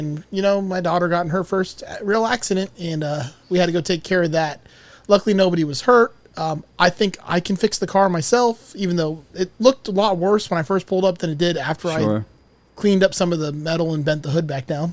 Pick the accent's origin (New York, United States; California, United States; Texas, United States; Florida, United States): Florida, United States; Cutler Bay; now in Gainesville, United States; I'm from Miami